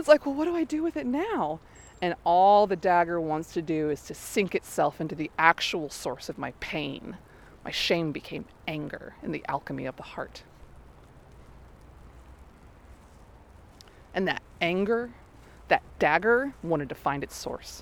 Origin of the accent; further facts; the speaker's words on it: the South, United States; moved away; I come from the South.